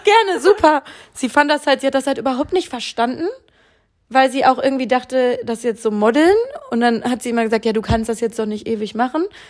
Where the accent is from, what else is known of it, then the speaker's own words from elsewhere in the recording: Bielefeld, North Rhine-Westphalia, Germany; moved away as an adult; now in Cologne, Germany; wollte aber definitiv aus meiner Heimatstadt weg. Bielefeld ist äh, sehr spannend.